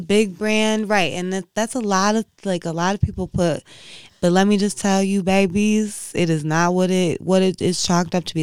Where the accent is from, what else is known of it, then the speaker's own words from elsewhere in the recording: Inkster, Michigan, United States; moved away; I grew up in Inkster, Michigan, where, like, when I was growing up, it was predominantly black